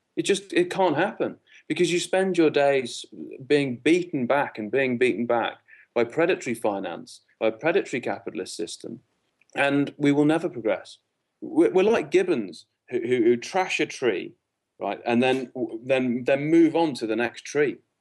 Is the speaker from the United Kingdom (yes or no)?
yes; Liverpool, North West England, United Kingdom; moved away; I'm from Liverpool originally